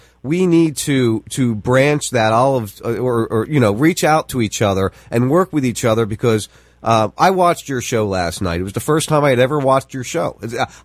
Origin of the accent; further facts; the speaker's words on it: New Jersey, United States; moved away as an adult; now in Florida, United States; I grew up in South Jersey, right outside Philadelphia